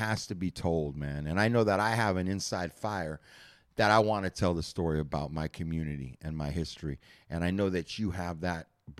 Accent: Santa Monica, California, United States; I'm from Santa Monica. I come from the Four Corners.

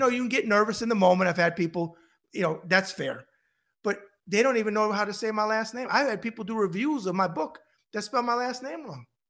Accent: New York, United States; I'm a New Yorker

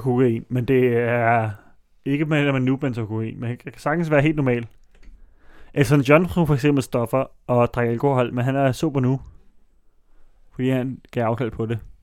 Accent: Allerød, Capital Region of Denmark, Denmark; i Allerød, hvor jeg voksede op

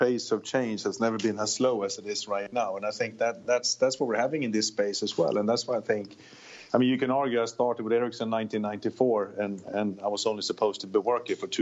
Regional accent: Södertälje, Stockholm County, Sweden; now in Silicon Valley, United States; I grew up south of Stockholm in a place called Södertälje

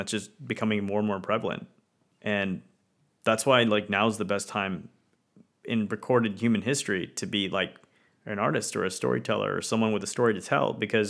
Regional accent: India; because things were rough, not just, you know, for me as an Indian, but pretty much anyone, right?

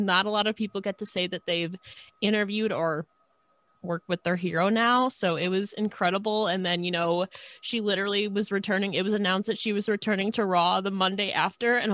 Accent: New York, United States; I'm from New York

